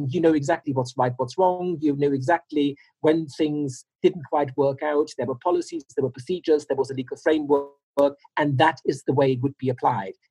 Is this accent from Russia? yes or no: yes; Russia; Uh, my parents were expats. Uh, they're long retired now, but it's, um, uh, I grew up in Russia.